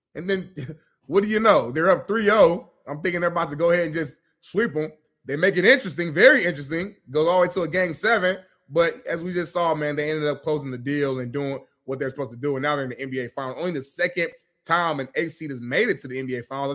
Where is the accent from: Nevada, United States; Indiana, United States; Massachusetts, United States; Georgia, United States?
Indiana, United States; Indianapolis; I'm from Indianapolis, Indiana.